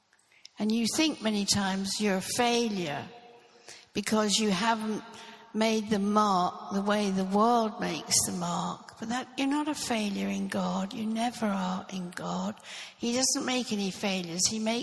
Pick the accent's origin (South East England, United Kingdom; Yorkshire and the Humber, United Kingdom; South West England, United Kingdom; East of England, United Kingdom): East of England, United Kingdom; Norfolk; I grew up in Norfolk. I was born in Norfolk and I grew up there. And I grew up in the Anglican church.